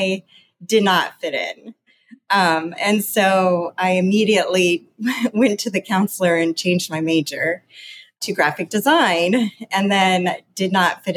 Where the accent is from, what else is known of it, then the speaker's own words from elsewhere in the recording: Midwest, United States; also born or lived in Toledo, Ohio / Cincinnati, Ohio; I grew up in the Midwest